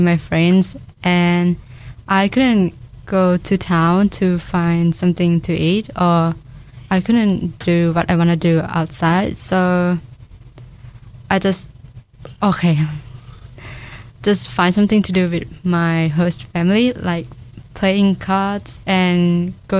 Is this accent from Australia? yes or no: no; Thailand; English is a second language; now in Dunedin, New Zealand; For participate or practice things in my culture, I don't join anything, because in Dunedin there's not much Thai people right here